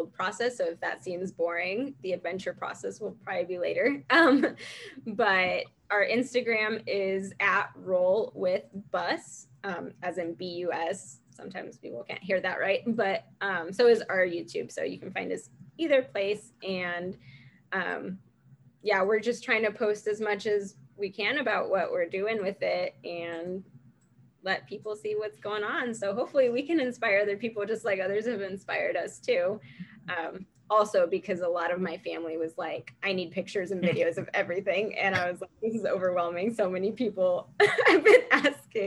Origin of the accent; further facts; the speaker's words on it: United States; also born or lived in Venezuela; I came to the US when I was about to turn 3. So this is my home. I've been here my whole life